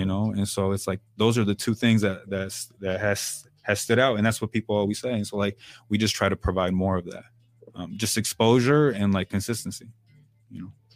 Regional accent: Oceanside, California, United States; I was born and raised in Tri-City

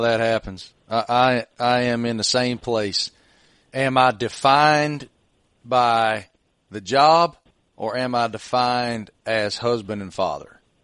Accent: Southwest Virginia, United States; growing up in Southwest Virginia

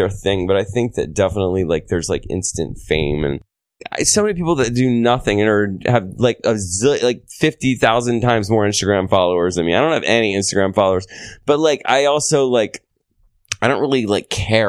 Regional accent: New York City, New York, United States; I can't. Like, I'm a New Yorker.

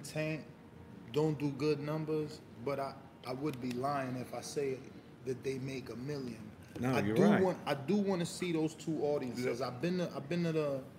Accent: Las Vegas, Nevada, United States; also born or lived in Florida; I mean, I'm from Las Vegas and Florida, two very recreational states.

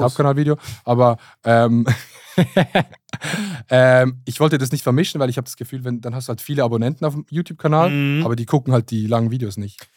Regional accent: Basel, Basel-Stadt, Switzerland; Ich komme aus Basel

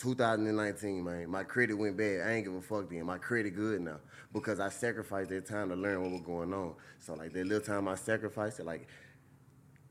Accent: Louisiana, United States; I'm from Louisiana

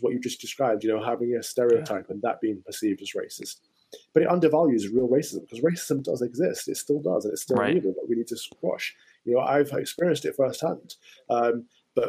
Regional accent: United Kingdom; I was born British, but I choose to remain here because I think it's the greatest place in the world to live.

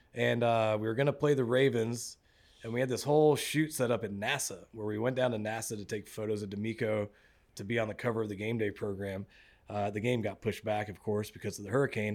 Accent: Mississippi Gulf Coast, United States; moved away as an adult; also born or lived in Los Angeles, California / Houston, Texas; I'm from Mississippi. uh, on the Gulf Coast.

